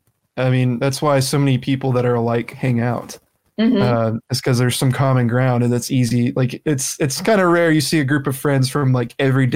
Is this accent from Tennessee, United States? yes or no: yes; Tennessee, United States; I'm not ashamed of being from the South. Like, heck, I got like a few months ago, I bought like a Tennessee shirt from Vans. And I was like, you know what? I'm proud of my state.